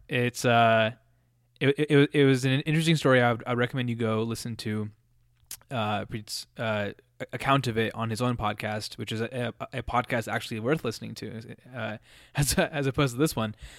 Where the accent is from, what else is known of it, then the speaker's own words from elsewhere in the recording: Colorado, United States; when you grow up in some in a place like Colorado